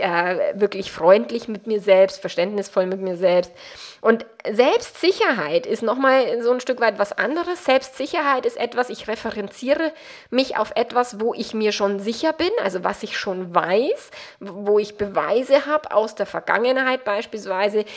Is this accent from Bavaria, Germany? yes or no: yes; Bavaria, Germany; accent: Bavarian; meinen bayerischen Dialekt